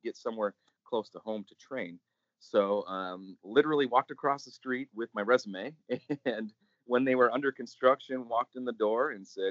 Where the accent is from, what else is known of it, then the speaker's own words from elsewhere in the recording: Wisconsin, United States; moved away as an adult; also born or lived in Arizona; I was originally from Wisconsin, and I needed to get out of the snow and the darkness